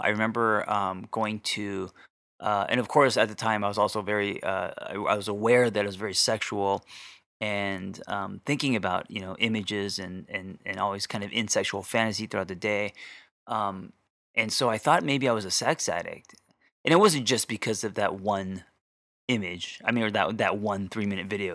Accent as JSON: {"language": "English", "country": "United States", "tie": "born or raised there", "said": "my parents were never home because, uh, they had businesses, of course, and it was always about, um, putting food on the table, right? Just being immigrants to America"}